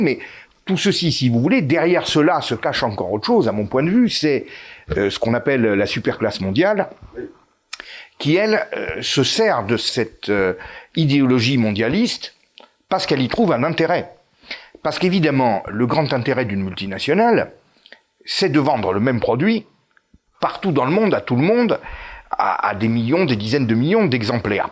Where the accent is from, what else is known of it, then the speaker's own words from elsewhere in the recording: France; nous sommes français